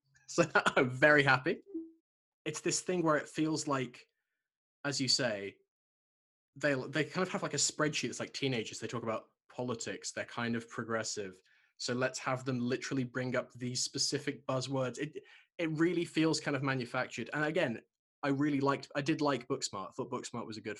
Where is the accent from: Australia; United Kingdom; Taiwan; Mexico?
United Kingdom; Shropshire, West Midlands; I grew up in Shropshire, so it's a very sort of conservative place.